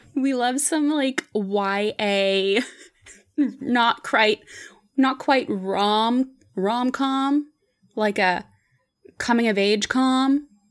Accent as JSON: {"language": "English", "town": "Pittsburgh", "region": "Pennsylvania", "country": "United States", "tie": "born or raised there", "also_born_or_lived": "Ohio", "moved": "as an adult", "lives_now": "New York, United States", "said": "I grew up in Pittsburgh"}